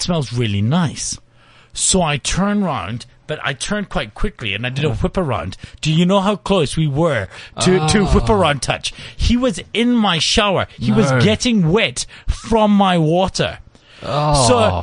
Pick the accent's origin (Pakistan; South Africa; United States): South Africa; I'm not American. I'm South African.